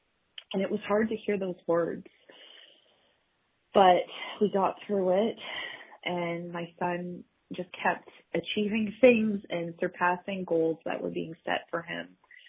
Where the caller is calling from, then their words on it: Ontario, Canada; I'm calling from Ontario, Canada.